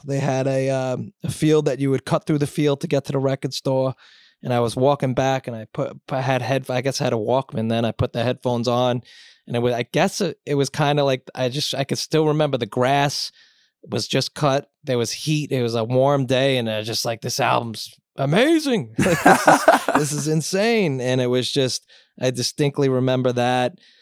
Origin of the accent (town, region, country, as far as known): Long Island, New York, United States; born or raised there; moved away as an adult; also born or lived in Manhattan / Brooklyn; now in Bronx, United States